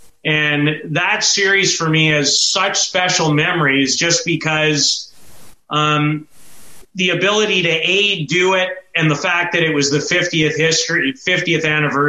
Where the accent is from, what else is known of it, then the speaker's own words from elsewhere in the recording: Saskatoon, Saskatchewan, Canada; Growing up in Saskatoon